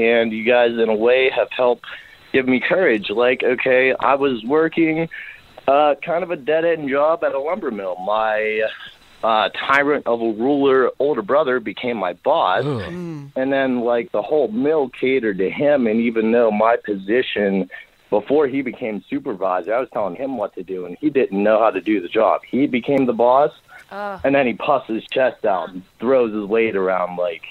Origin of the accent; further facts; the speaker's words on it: Indiana, Pennsylvania, United States; now in Brookville, United States; I lived here for about 5 years, but I grew up in Indiana, PA